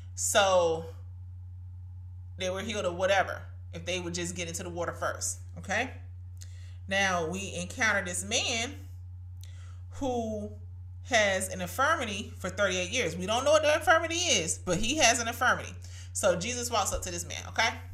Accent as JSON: {"language": "English", "town": "Brunswick", "region": "Georgia", "country": "United States", "tie": "born or raised there", "said": "my hometown of course, Brunswick, Georgia"}